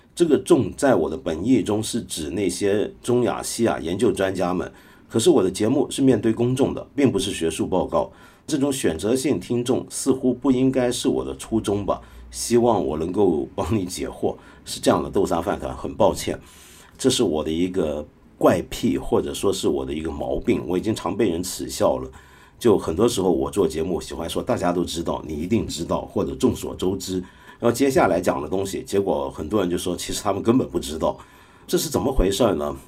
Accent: Hong Kong; 像我这种香港人

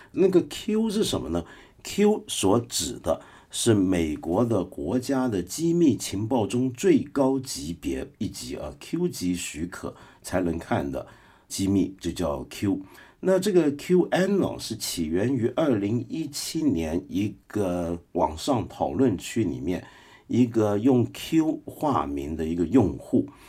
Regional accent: Guangdong, China; 我们广东人

